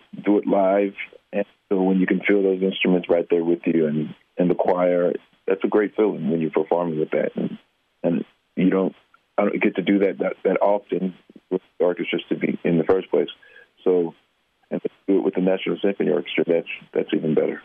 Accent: Indianapolis, Indiana, United States; moved away; when we were growing up in Indianapolis

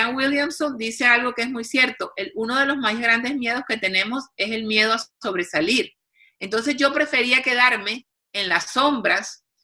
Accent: Cartagena, Bolívar, Colombia; de Cartagena, Colombia, de donde soy yo

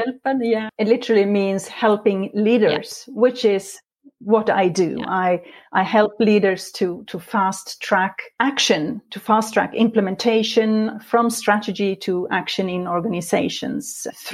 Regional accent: Sweden; moved away as an adult; now in Norway; I was born in Sweden many years ago, but for the past 22 years, I've lived in this beautiful country in Norway

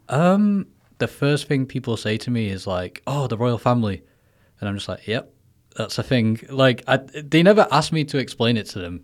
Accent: Manchester, North West England, United Kingdom; moved away as an adult; now in Taiwan; I'm from England, Manchester

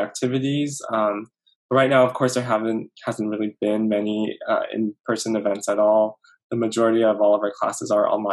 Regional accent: Los Angeles, California, United States; I am from the West Coast, from Los Angeles

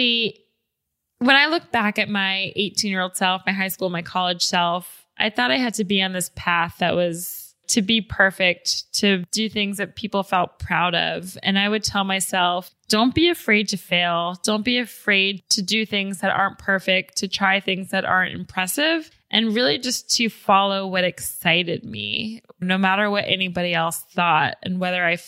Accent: Atlanta, Georgia, United States; I am from Atlanta, which is a really special place in terms of hip hop music, in terms of rappers

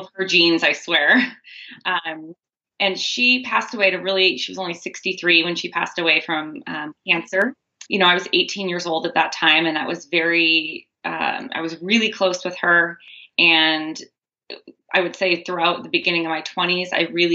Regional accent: near Bastyr University, Washington, United States; I grew up near Bastyr University.

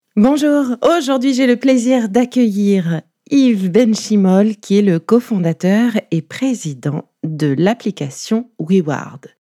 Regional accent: Nice, Provence-Alpes-Côte d'Azur, France; Je suis niçoise aussi

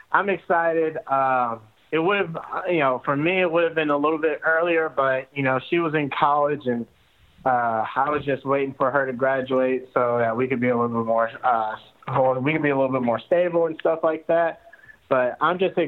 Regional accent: outside of Atlanta, Georgia, United States; I'm from Georgia and I'm from I'm from outside of Atlanta

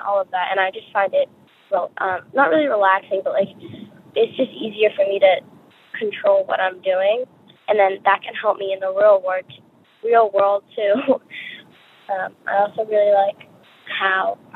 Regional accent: Boston, Massachusetts, United States; I'm 11 years old, and I am from Boston, Massachusetts.

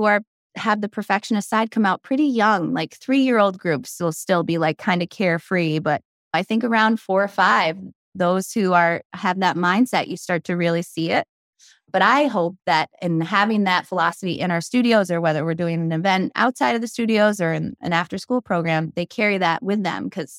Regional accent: Brockport, New York, United States; I grew up in a small town in Western New York, about 25 minutes away from Rochester, Brockport, New York.

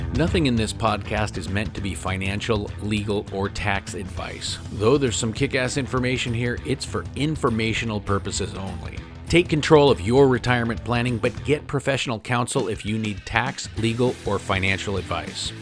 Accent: Oregon, United States; my home state of Oregon

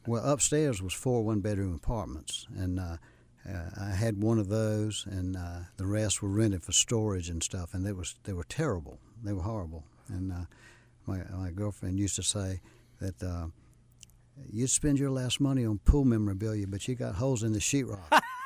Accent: Rock Hill, South Carolina, United States; moved away as an adult; now in Charlotte, United States; I grew up in Rock Hill

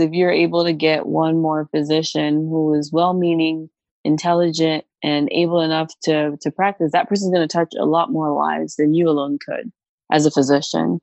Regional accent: Cameroon; now in Kentucky, United States; I am originally from Cameroon

